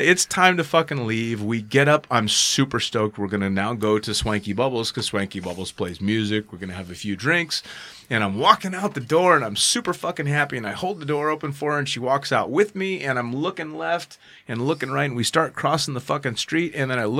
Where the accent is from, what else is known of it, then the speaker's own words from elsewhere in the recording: United States; I'm an American